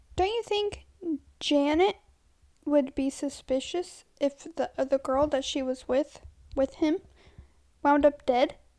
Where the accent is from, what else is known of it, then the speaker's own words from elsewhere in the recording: United States; we're American.